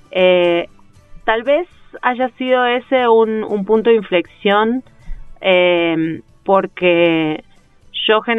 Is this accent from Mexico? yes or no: no; Uruguay; also born or lived in Buenos Aires / Nueva York / Chile; now in Bogotá, Colombia; Este, entonces, el tema, igual desde la primera vez que me fui de Uruguay